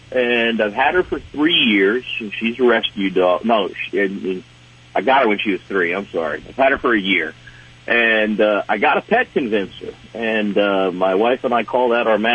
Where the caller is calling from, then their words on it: Carlisle, Pennsylvania, United States; Uh, right now, I'm in Carlisle, Pennsylvania.